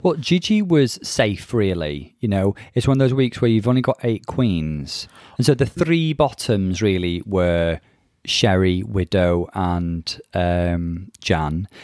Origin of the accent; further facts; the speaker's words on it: Bangor, Wales, United Kingdom; accent: North Wales; he clocked my North Wales accent, and I... yes, I can confirm I'm from Bangor in North Wales